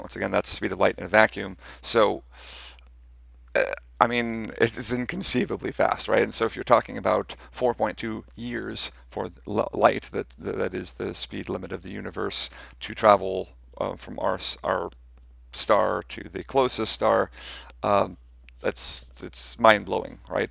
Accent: United States; I'm, I'm American

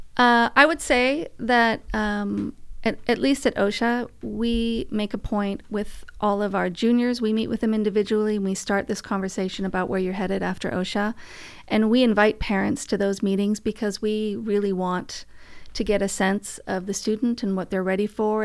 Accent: Vancouver, British Columbia, Canada; moved away; I'm from Vancouver

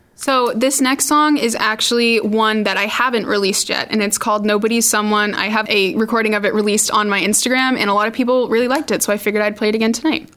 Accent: Randolph, Massachusetts, United States; I'm 16. I'm from Randolph, Massachusetts.

